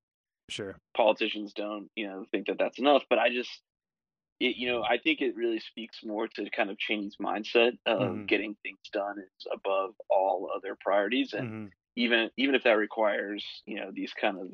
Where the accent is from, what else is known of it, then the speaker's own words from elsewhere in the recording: United States; I'm American